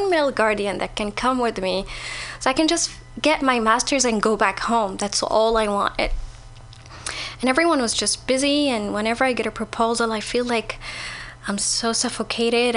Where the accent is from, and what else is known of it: Saudi Arabia; moved away